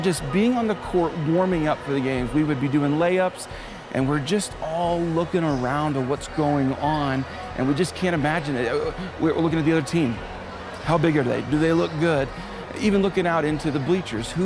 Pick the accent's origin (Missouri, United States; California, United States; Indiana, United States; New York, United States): Indiana, United States; from middle school through college, I grew up in Indiana